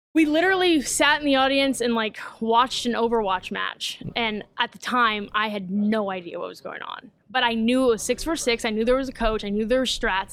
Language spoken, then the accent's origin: English; Vallejo, California, United States; I'm from Vallejo, California. Um, grew up there